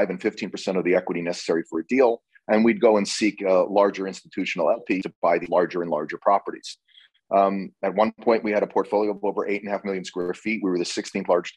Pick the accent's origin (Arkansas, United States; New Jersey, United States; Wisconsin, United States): New Jersey, United States; Red Bank; also born or lived in Boston; I was born in Red Bank, New Jersey